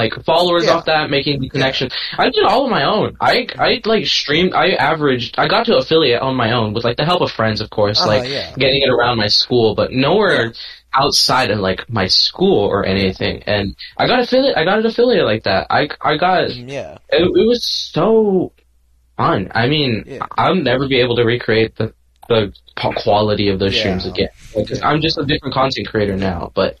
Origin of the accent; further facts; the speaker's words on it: California, United States; Everyone knows I'm from California